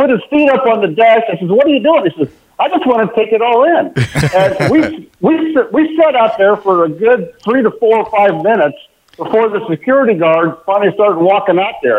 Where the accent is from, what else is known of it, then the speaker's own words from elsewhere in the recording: Nebraska, United States; My Nebraska connection, I was born and raised in Nebraska.